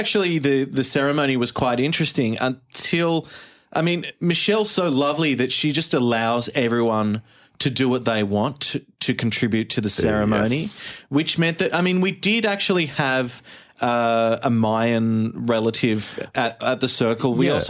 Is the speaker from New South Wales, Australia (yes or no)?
yes; Sydney, New South Wales, Australia; from Sydney, Australia.